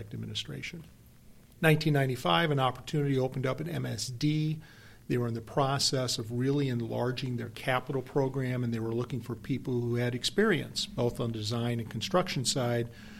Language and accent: English; Belleville, Illinois, United States; moved away as an adult; now in St. Louis, United States; I'm originally from Belleville, Illinois